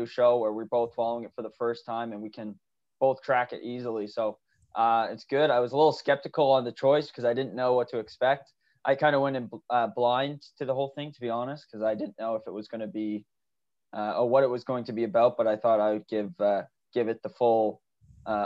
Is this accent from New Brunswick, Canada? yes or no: yes; Rexton, New Brunswick, Canada; moved away as an adult; now in Saint John, Canada; I'm just from Rexon as well